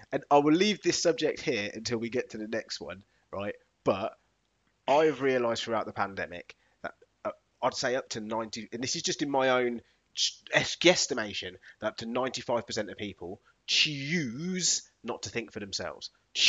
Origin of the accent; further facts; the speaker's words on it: United Kingdom; To me, that's part of what I class as being British, which I'm really proud of.